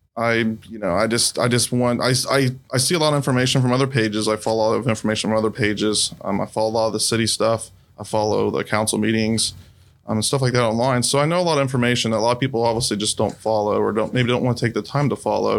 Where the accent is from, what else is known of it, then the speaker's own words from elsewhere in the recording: Xenia, Ohio, United States; also born or lived in Fairborn, Ohio; I grew up in Xenia